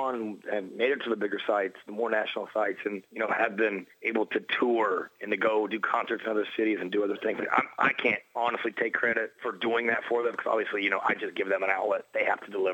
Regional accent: Indiana, United States; moved away as an adult; now in Chicago, United States; I'm actually from Indiana originally.

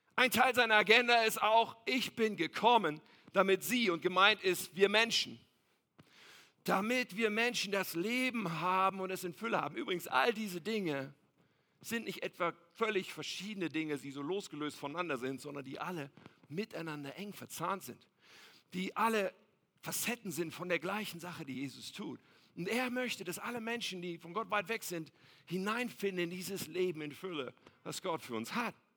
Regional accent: Ennepetal, North Rhine-Westphalia, Germany; ich bin aufgewachsen in Ennepetal.

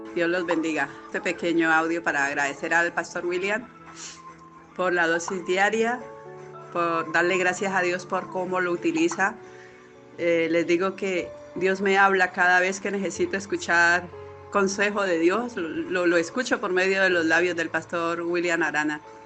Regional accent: Colombia; now in Spain; Yo estoy en España, soy de Colombia

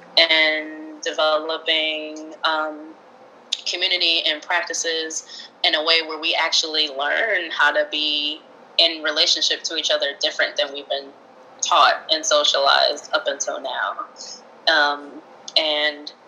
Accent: United States; we are coming from the United States

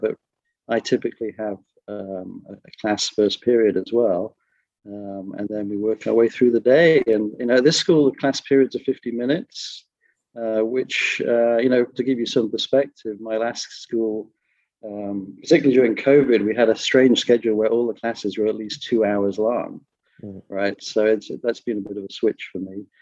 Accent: Skellingthorpe, East Midlands, United Kingdom; moved away as an adult; also born or lived in Japan / France / San Francisco, United States; now in Los Angeles, United States; I'm originally from England. I was brought up in a small little village called Skellingthorpe on the east coast of England.

